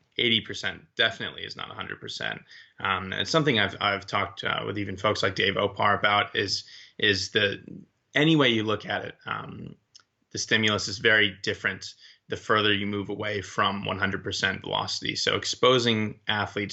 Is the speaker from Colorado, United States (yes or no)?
no; Boston, Massachusetts, United States; moved away as an adult; also born or lived in Maryland / Amsterdam / Loughborough, United Kingdom; I was born in this area